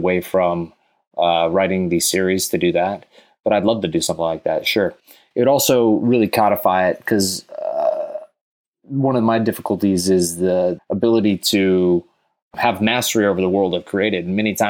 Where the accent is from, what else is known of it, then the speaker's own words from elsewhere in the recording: Texas, United States; because I grew up in Texas a bit. And so there's a lot of Texas sayings mixed with space warfare.